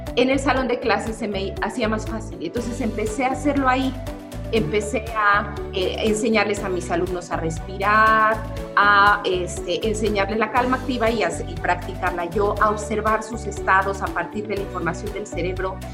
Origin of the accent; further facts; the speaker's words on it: Cuernavaca, Morelos, Mexico; aquí en Cuernavaca, de donde yo soy